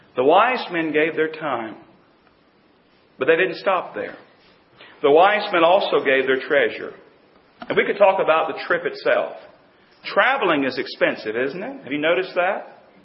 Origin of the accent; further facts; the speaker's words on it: North Carolina, United States; also born or lived in Pennsylvania / Virginia / Tennessee; I was born and raised in North Carolina